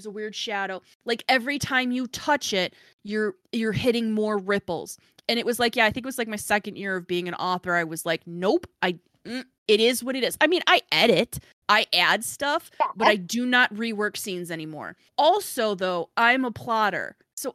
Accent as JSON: {"language": "English", "region": "Midwest", "country": "United States", "accent": "Midwestern", "said": "my Midwestern"}